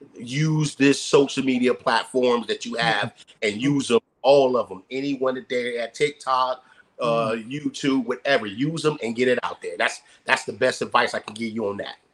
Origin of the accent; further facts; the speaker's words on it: Youngstown, Ohio, United States; moved away as an adult; I came out here in '92. You know, um, from I'm from Youngstown, Ohio.